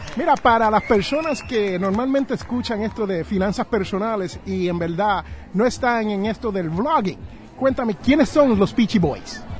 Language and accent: Spanish; Puerto Rico; yo soy boricua